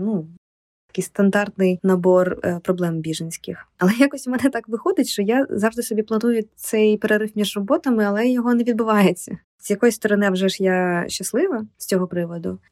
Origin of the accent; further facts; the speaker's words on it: Ukraine; moved away as an adult; also born or lived in Kyiv, Ukraine; now in Warsaw, Poland; я з України